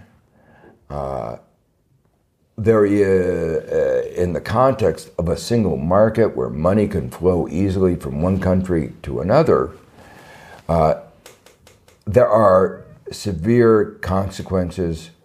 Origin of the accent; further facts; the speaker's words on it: United States; I'm thinking a little bit as an American